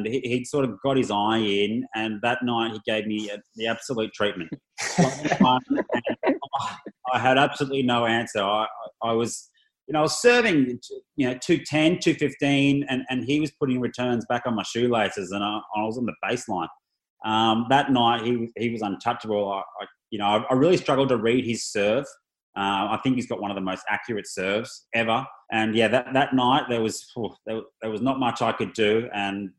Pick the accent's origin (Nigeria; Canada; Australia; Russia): Australia; being an Aussie